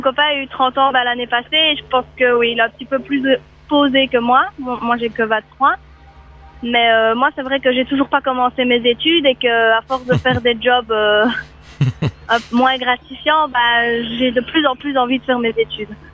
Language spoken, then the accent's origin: French; Belgium; moved away; je suis belge